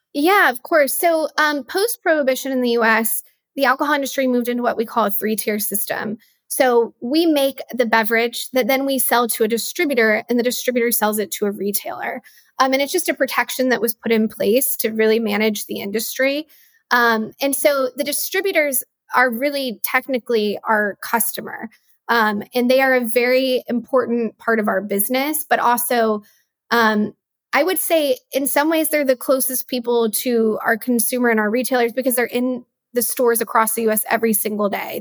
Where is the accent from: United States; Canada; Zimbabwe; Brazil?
United States; West Texas; I grew up in West Texas